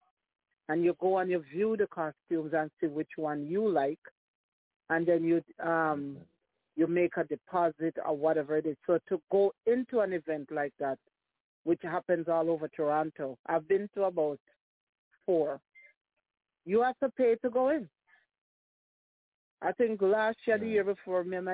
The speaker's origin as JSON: {"language": "English", "country": "Jamaica", "said": "as a Jamaican"}